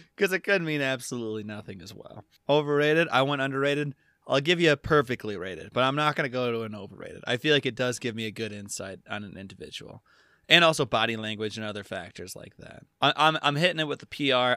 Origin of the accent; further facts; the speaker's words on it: United States; as an American citizen